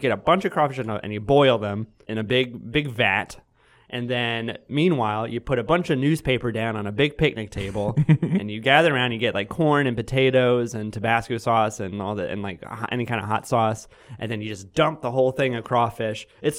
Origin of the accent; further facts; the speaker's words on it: Baton Rouge, Louisiana, United States; moved away as an adult; now in Chicago, United States; I was born and raised in Louisiana, never moved out.